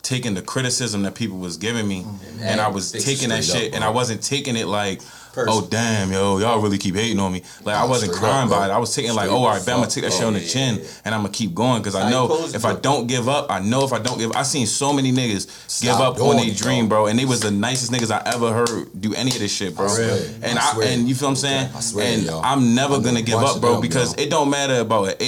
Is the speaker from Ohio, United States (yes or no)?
no; Baltimore, Maryland, United States; I'm from Baltimore